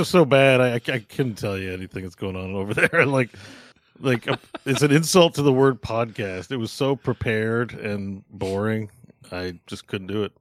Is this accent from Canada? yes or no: yes; Canada; as a Canadian